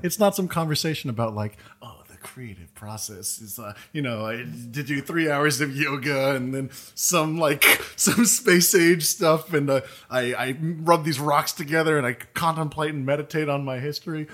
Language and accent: English; East Coast, United States; moved away; I'm from the East Coast